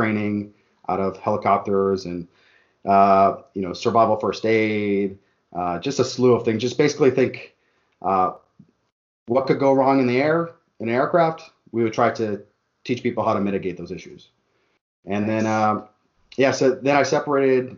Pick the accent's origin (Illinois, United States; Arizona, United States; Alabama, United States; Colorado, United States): Arizona, United States; Tucson; moved away as an adult; also born or lived in Phoenix area; now in Phoenix, United States; I'm from Tucson. So, like, coming from Tucson